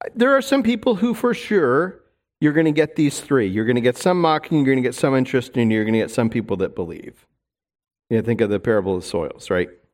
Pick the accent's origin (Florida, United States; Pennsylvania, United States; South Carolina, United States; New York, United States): New York, United States; New York City; moved away; I'm a New Yorker